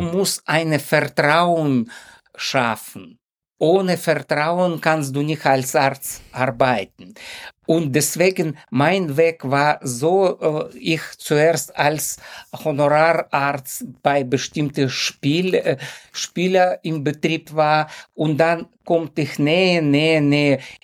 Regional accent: Ukraine; German is a second language; moved away as an adult; now in Hamburg, Germany; ursprünglich stamme ich aus der Ukraine und ich wohne schon fast 30 Jahre in Hamburg

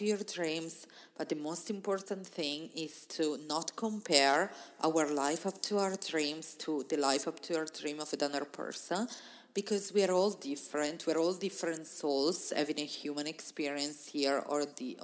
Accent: Italy; moved away as an adult; I left my hometown in Italy to start traveling

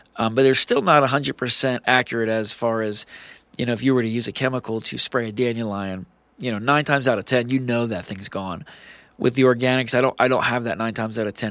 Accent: New Jersey, United States; now in Utah, United States; I'm a thirty-six-year-old South Jersey boy

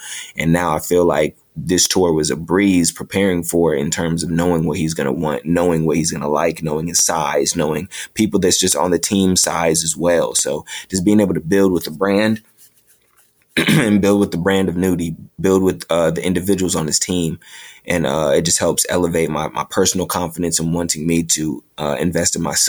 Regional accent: New York, United States; I've been blessed to have 3 pop-up shops, all of them in my home state of New York.

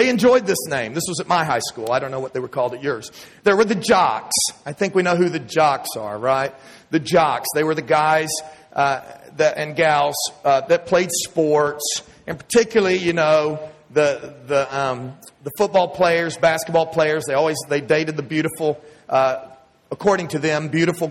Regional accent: Texas, United States; accent: Texas; moved away as an adult; my Texas accent

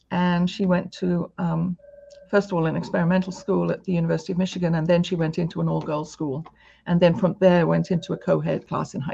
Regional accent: United Kingdom; now in United States; coming from the UK to America, um, the other, other asset that I think has helped me is my accent

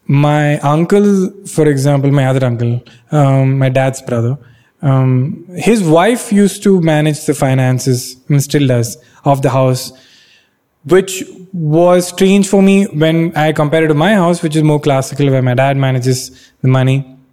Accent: Bangalore, Karnataka, India; English is a second language; Catholic Mallu from Bangalore. Like I never thought of it like that. Maybe I only thought of myself as, I'm from Bangalore.

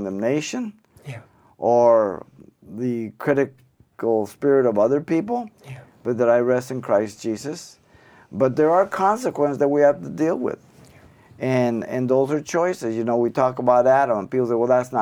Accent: Mexico City, Mexico; now in United States; I was born in Mexico City, Mexico

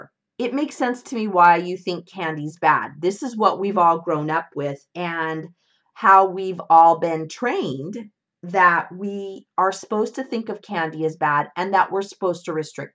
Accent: Northern California, United States; when I was around eight years old. My parents got a divorce, and my mom, my brother, and I moved from Southern California to Northern California

